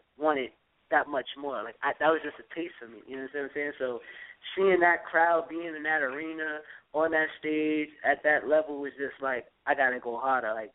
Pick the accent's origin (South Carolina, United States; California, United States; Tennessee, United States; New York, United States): New York, United States; New York City; I'm from New York. I'm from Queens